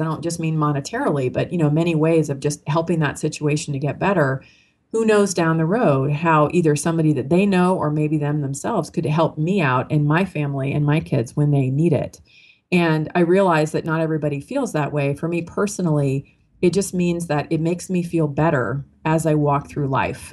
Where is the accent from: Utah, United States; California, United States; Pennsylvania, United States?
California, United States; Marin County; I was raised in Marin County, California, which is a pretty wealthy uh, suburb of you know San Francisco across the Golden Gate Bridge